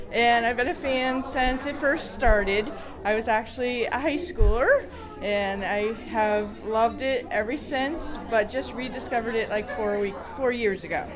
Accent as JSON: {"language": "English", "region": "Vermont", "country": "United States", "moved": "yes", "lives_now": "New Hampshire, United States", "said": "I'm from New Hampshire, and I'm originally from Vermont"}